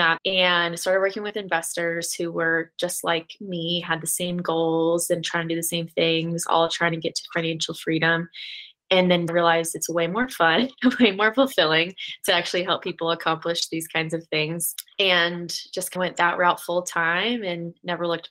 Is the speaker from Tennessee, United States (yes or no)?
no; Florida, United States; moved away as an adult; now in Denver, United States; I'm originally from Florida and moved out here with my husband